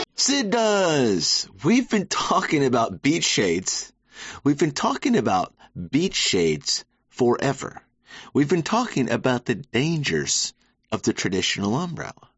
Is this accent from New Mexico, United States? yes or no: no; Savannah, Georgia, United States; moved away as an adult; now in New York City, United States; I'm from Savannah, Georgia, born and raised.